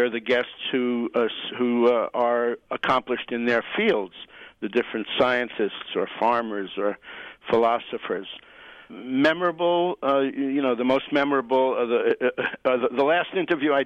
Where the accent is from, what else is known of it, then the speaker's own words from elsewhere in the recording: New York City, New York, United States; now in Occidental, United States; I'm a New Yorker. I grew up in the streets and the buses and the subways of Manhattan